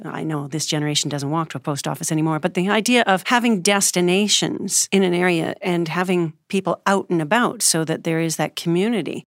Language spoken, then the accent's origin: English; Alberta, Canada; now in United States; I'm originally Canadian, and, um, I'm now a naturalized U S citizen as of twenty twelve, but I started in Canada, uh, Alberta, just above Montana. I was a, a farm girl